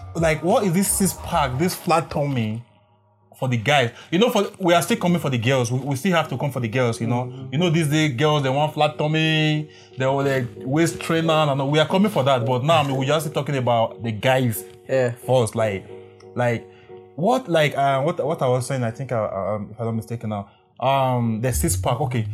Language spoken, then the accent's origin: English; Nigeria; I'm from Nigeria.